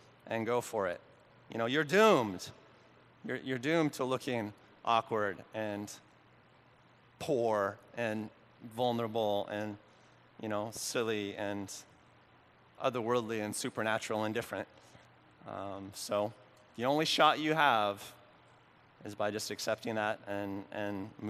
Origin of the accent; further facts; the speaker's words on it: Oregon, United States; the little town where I grew up in Oregon